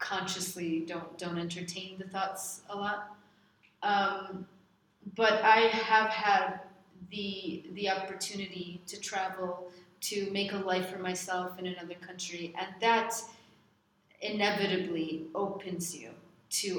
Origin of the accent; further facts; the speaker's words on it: United States; moved away; I'm American